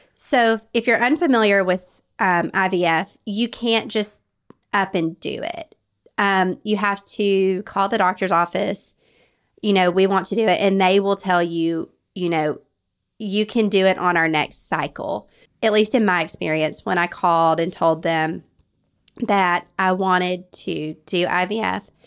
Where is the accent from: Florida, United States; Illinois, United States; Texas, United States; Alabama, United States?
Alabama, United States; North; I was raised in North Alabama